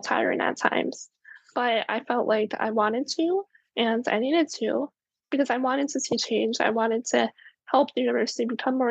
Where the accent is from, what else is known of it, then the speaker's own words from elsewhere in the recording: Maryland, United States; I'm from Maryland